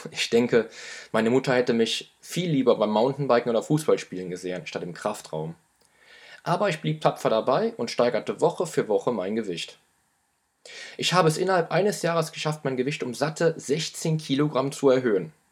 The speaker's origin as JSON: {"language": "German", "town": "Düren", "region": "North Rhine-Westphalia", "country": "Germany", "tie": "born there", "said": "Geboren wurde ich 1978 in Düren, in der Nähe von Köln."}